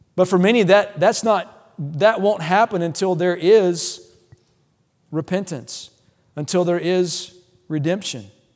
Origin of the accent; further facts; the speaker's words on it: Louisiana, United States; moved away; I'm from the South, I'm, I grew up in Louisiana